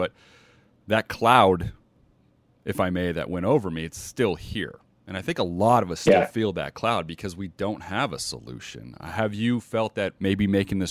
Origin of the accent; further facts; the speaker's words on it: United States; now in Las Vegas, United States; I grew up in the States here. I'm in Las Vegas.